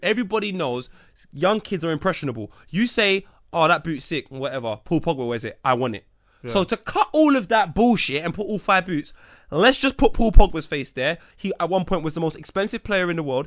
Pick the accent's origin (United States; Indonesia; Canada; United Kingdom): United Kingdom; England; me being English.